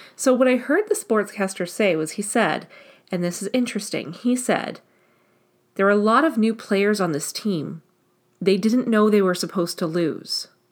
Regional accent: Canada; I'm Canadian

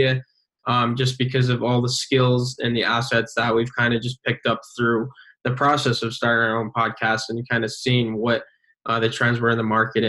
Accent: Binghamton, New York, United States; I was born and raised in Binghamton, where we go to college currently.

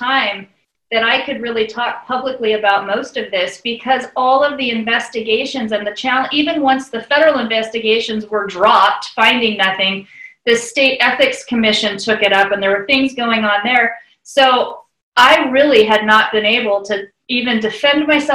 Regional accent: Bend, Oregon, United States; in Bend, Oregon, in my hometown

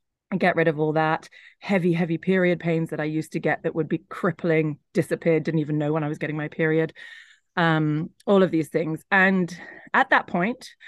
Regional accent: London, United Kingdom; moved away as an adult; also born or lived in Hong Kong; now in Italy; I grew up in London. I was just outside London.

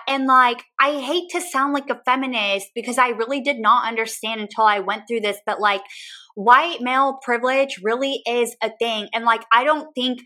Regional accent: San Antonio, Texas, United States; moved away as an adult; now in Austin, United States; It's my hometown

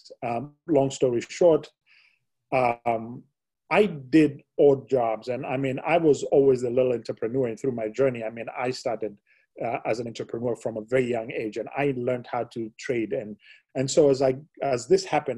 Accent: Kenya; I was born and brought up in Kenya

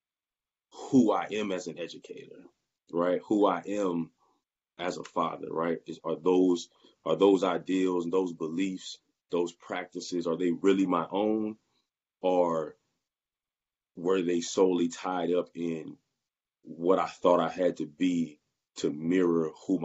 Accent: Roanoke, Virginia, United States; also born or lived in Richmond, Virginia; I'm from Roanoke, Virginia, but I was in Richmond, right? I went to Virginia Union in 2006, and I stayed in the Richmond area until 2017

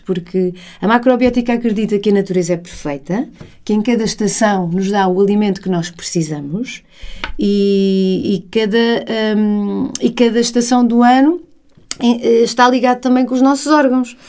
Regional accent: Portugal; also born or lived in England / Spain; o facto de estarmos em Portugal

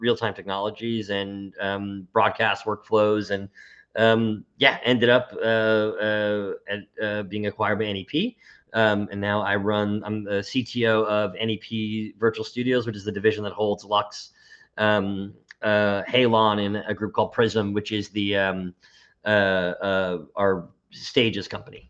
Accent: Boston, Massachusetts, United States; born and raised in Boston or near Boston, 15 minutes outside the city-ish

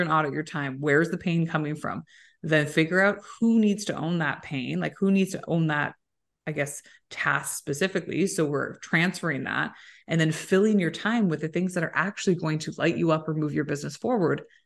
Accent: Waterloo, Ontario, Canada; moved away; it's a great town. I'm from there

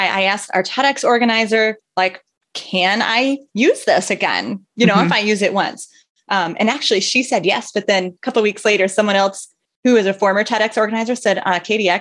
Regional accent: northern tip of Michigan, United States; I grew up in the northern tip of Michigan in a town of about 3,000

